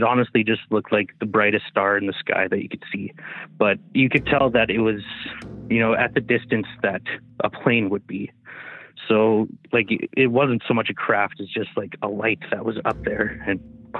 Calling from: Smithers, British Columbia, Canada; From Smithers, BC.

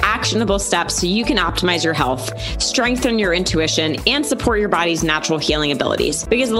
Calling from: Las Vegas, Nevada, United States; I'm tuning in from Las Vegas today, along with my sister Lauren across the country.

